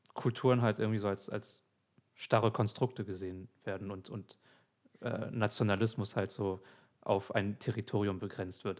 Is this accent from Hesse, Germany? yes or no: no; Hamburg, Germany; ich bin in Alsterdorf groß geworden.